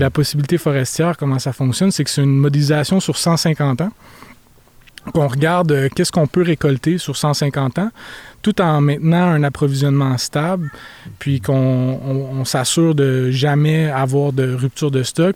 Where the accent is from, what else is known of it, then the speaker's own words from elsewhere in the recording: Montreal, Quebec, Canada; moved away as an adult; also born or lived in Chicoutimi; now in Roberval, Canada; J'ai grandi à Montréal quand j'étais plus jeune.